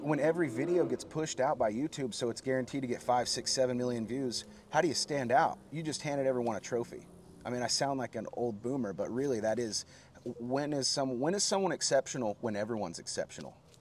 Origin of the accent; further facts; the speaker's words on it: Oklahoma City, Oklahoma, United States; also born or lived in Guthrie, Oklahoma; I am from Oklahoma